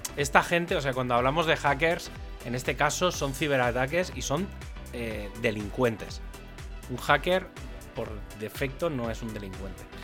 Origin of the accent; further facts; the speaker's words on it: Spain; also born or lived in Barcelona; soy español